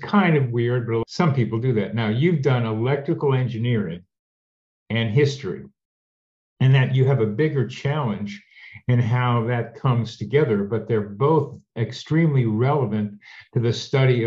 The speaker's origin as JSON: {"language": "English", "town": "Wilmington", "region": "Delaware", "country": "United States", "tie": "born or raised there", "also_born_or_lived": "Shaker Heights, Ohio", "said": "I didn't move to Wilmington until I was 11"}